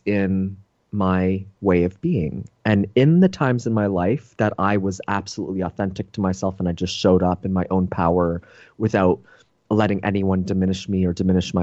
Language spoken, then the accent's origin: English; Toronto, Ontario, Canada; moved away; I'm originally from Toronto, Canada